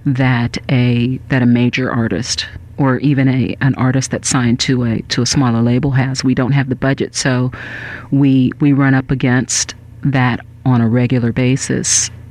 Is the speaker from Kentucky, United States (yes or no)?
no; Northern California, United States; moved away as an adult; now in Los Angeles, United States; I'm originally from Northern California